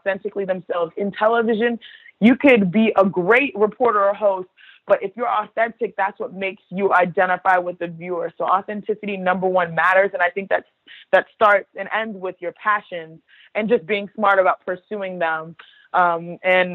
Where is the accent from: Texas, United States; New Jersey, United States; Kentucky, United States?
Texas, United States; Houston; Nigerian, born and raised in Houston, Texas, to a Nigerian household.